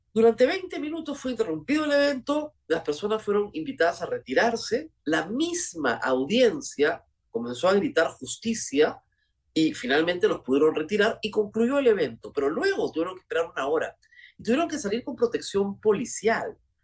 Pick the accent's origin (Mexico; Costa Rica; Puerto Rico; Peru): Peru; somos los peruanos, la sociedad peruana